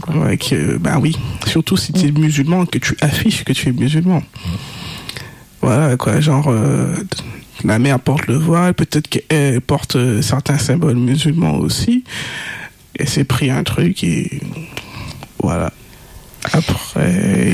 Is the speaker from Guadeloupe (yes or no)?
yes; Guadeloupe; mon île de naissance